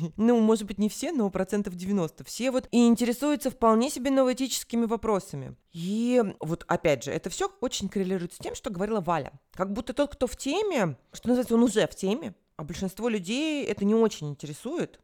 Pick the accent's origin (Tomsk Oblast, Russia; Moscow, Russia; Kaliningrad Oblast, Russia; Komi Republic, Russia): Moscow, Russia; moved away as an adult; я как москвичка, пусть и во временном изгнании, ну, скажем, отъезде